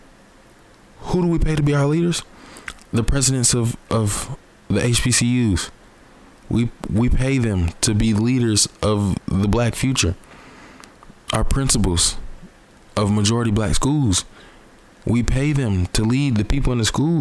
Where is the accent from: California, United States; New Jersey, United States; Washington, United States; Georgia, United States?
Georgia, United States; Atlanta; I grew up in the South. Obviously, I grew up in Atlanta, Georgia